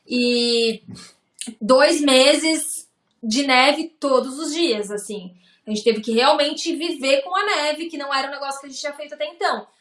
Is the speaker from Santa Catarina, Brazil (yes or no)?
yes; Lages, Santa Catarina, Brazil; moved away as an adult; also born or lived in Ireland; now in Tallinn, Estonia; Eu sou natural de Lages, então lá também é bem frio